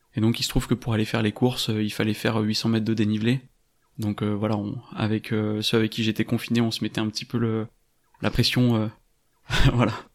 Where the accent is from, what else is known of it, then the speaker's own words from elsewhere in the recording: France; also born or lived in Paris; je suis originaire de Cessin et j'y habite actuellement.